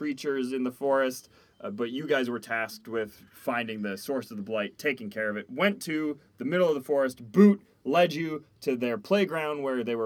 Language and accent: English; Minnesota, United States; we're from Minnesota